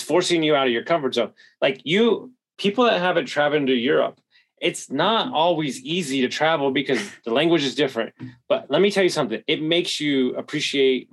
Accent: Houston, Texas, United States; moved away; also born or lived in Denver; I grew up in Houston

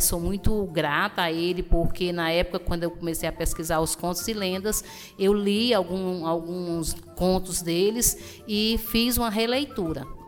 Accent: Tianguá, Ceará, Brazil; Tianguá é o meu porto seguro, é o local onde eu nasci e eu pretendo morrer

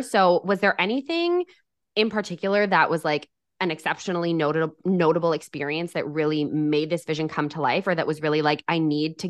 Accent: Alberta, Canada; I'm from Alberta

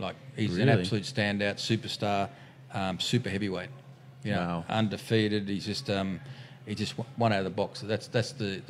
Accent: Australia; And, you know, I'm an Aussie, I'll fight an Aussie.

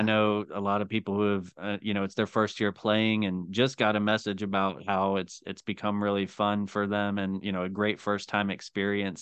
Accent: Tennessee, United States; also born or lived in Northeast Ohio; now in Ohio, United States; I am originally from Tennessee

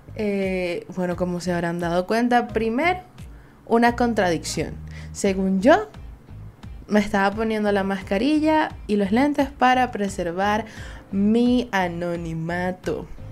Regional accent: Venezuela; Soy una jeva de Venezuela

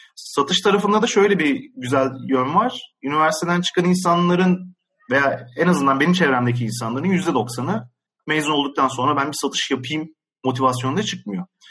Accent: Ankara, Turkey; moved away as an adult; now in Istanbul, Turkey; ben Ankaralıyım. Ee, 1988 yılında Ankara'da doğdum. Hı hı. İl, ilkokul, ortaokul ve liseyi Ankara'da okudum

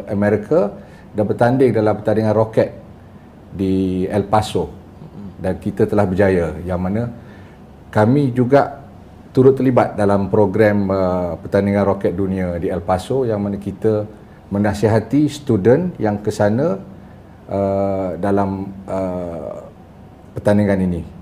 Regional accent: Kuala Kangsar, Perak, Malaysia; Saya berasal dari Kuala Kangsar, Perak. Oh, Datuk, Datuk. Saya mak Kelantan, bapak Johor.

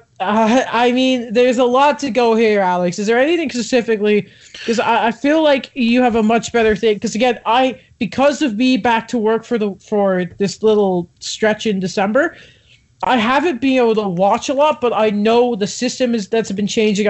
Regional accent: Canada; also born or lived in United States; I might identify as a Canadian. I might have grown up here, but by birth, I'm not a Canadian

